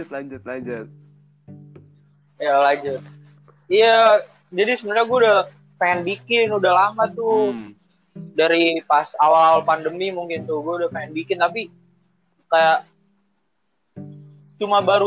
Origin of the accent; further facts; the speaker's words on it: Bekasi, West Java, Indonesia; gue asal Bekasi.